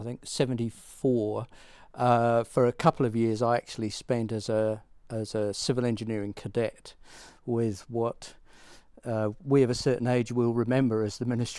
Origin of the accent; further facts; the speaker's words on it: Maidenhead, South East England, United Kingdom; also born or lived in Reading; I was born in Reading, grew up in Maidenhead, which is about 30 miles west of London, almost due west of London, on the M4.